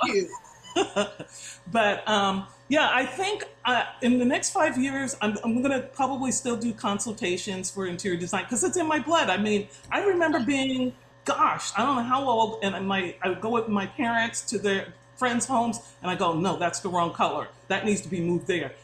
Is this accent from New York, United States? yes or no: yes; Long Island, New York, United States; moved away as an adult; now in San Diego, United States; I grew up in New York